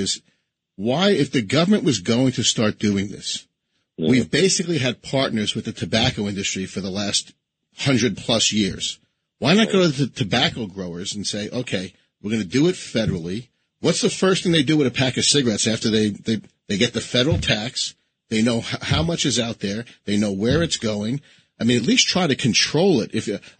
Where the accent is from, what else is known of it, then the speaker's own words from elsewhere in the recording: New York City, New York, United States; I was born and raised in New York City